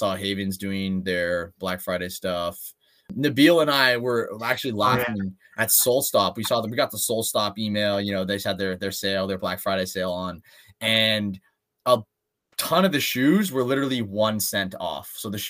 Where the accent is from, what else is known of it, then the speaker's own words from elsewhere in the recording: Canada; we're Canadian.